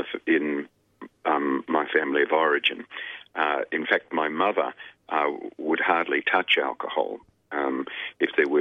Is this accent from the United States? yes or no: no; Melbourne, Victoria, Australia; also born or lived in Sydney; now in Melbourne, Australia; where I grew up was in Melbourne. I was born in a hospital in Richmond that no longer exists, I think. And I grew up in Melbourne.